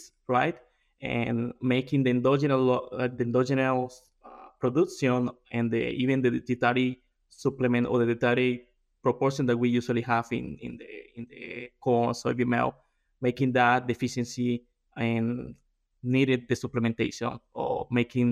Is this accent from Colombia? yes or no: yes; Colombia; moved away as an adult; also born or lived in Brazil; now in South Dakota, United States; I am from Colombia. I did my undergrad over there